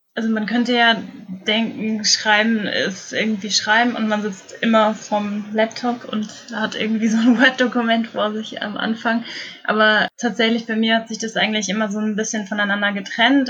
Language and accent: German; an hour south of Kassel, Hesse, Germany; ich bin nicht in Kassel direkt aufgewachsen, sondern so eine Stunde südlich noch davon